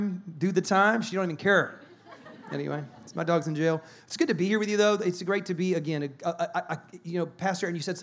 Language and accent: English; South Carolina, United States; moved away; also born or lived in California; I'm from South Carolina